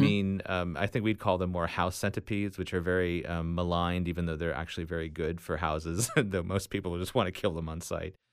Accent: Tallahassee, Florida, United States; Tallahassee, my home, my hometown here

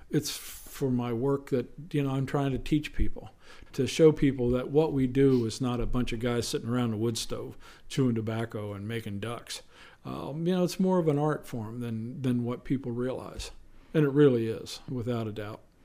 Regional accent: central Pennsylvania, United States; moved away as an adult; now in Eastern Shore, Maryland, United States; I was born and raised in a small town called Sealands Grove, on the banks of the Susquehanna River

